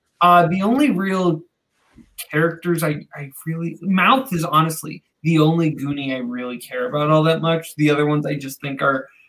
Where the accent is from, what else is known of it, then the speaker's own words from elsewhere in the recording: United States; I'm an American